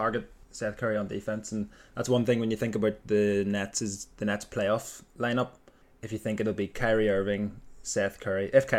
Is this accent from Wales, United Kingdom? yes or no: no; Belfast, Northern Ireland, United Kingdom; We're two brothers from Belfast in Ireland